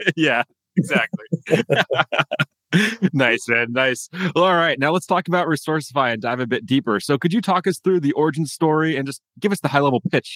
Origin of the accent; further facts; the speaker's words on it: United States; as an American